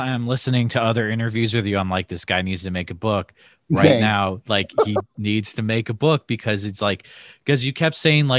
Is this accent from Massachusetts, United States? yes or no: yes; Massachusetts, United States; now in Iowa, United States; so I'm in Iowa, right? I grew up in Massachusetts, and so I'm, you know, in my late 30s